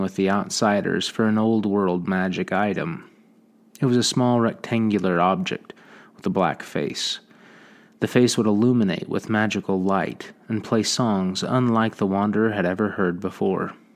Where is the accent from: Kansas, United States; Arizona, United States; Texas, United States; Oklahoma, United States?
Oklahoma, United States; Oklahoma Panhandle, United States; I grew up out here in Panhandle of Oklahoma